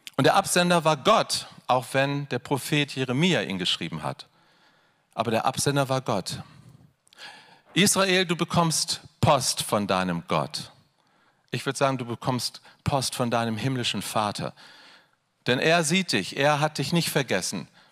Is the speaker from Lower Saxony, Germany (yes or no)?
yes; Hanover, Lower Saxony, Germany; Wir kommen aus Hannover